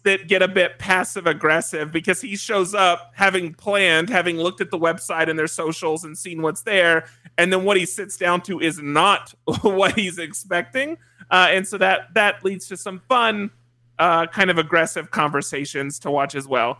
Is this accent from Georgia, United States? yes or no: yes; just south of Atlanta, Georgia, United States; I am from Georgia, just south of Atlanta